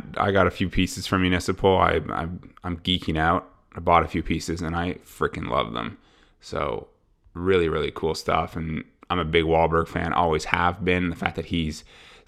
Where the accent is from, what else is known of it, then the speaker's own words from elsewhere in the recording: Ottawa, Ontario, Canada; Canadian from Ottawa, from my hometown